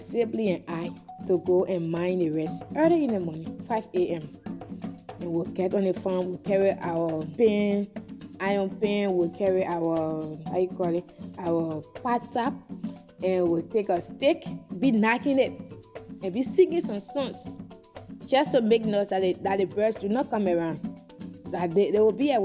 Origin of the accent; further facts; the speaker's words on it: Bong County, Liberia; I hail from the Pele Fanacula in Liberia, and it is the largest ethnic group in Liberia, situated in the central region of Liberia. My county is Bon County